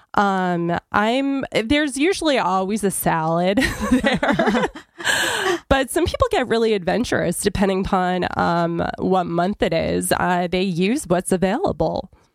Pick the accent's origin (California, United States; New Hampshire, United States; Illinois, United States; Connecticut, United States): New Hampshire, United States; I grew up in New Hampshire